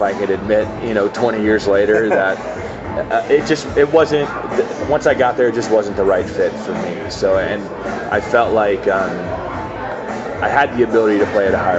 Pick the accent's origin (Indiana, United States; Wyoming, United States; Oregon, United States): Indiana, United States; moved away as an adult; also born or lived in Boulder, Colorado; growing up in Indiana and coming to mountains and being west